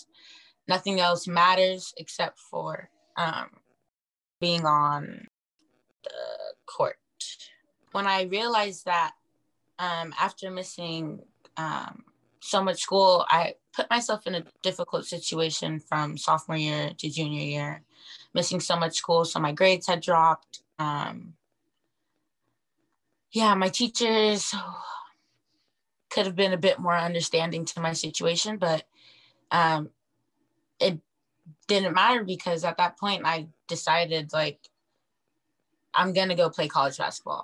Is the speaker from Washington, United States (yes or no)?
yes; Auburn, Washington, United States; now in Seattle, United States; I'm from Auburn, Washington, so I'm not very far from home